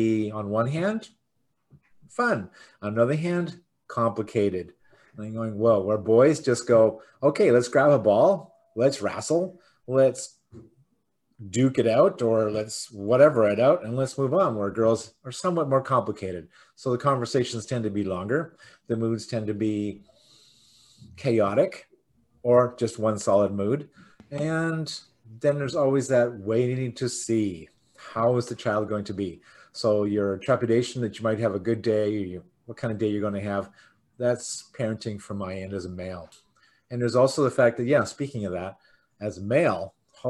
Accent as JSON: {"language": "English", "country": "Canada", "said": "we call each other Canadian because we're from Canada"}